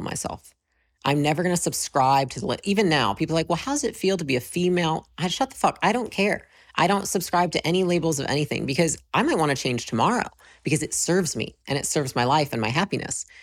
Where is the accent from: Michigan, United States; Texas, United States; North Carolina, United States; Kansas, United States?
Michigan, United States; moved away as an adult; I grew up in Michigan, uh, moved to California when I was about twenty